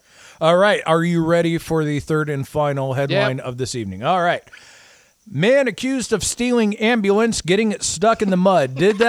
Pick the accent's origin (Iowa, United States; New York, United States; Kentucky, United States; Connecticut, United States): Iowa, United States; moved away; where I grew up in Iowa